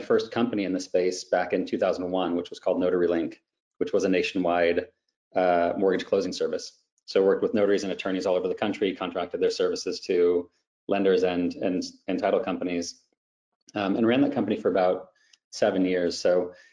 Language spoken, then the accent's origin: English; Southern California, United States; I grew up in Southern California